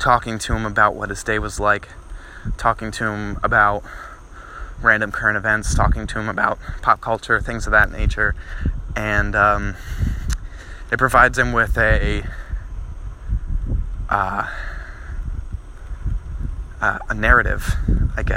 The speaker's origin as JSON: {"language": "English", "region": "New Jersey", "country": "United States", "tie": "born or raised there", "said": "growing up in Jersey, I had a bunch of friends"}